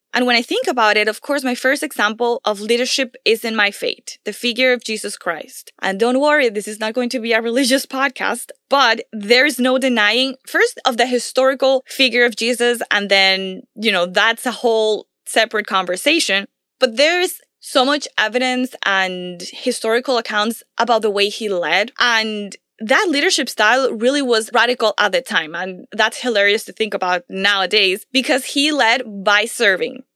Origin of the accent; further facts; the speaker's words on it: Venezuela; I come from Venezuela